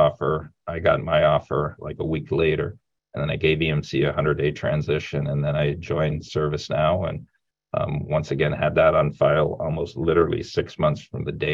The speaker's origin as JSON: {"language": "English", "town": "Sarnia", "region": "Ontario", "country": "Canada", "tie": "born or raised there", "said": "I grew up in Sarnia, Ontario, Canada, a small town about 3 hours from Toronto"}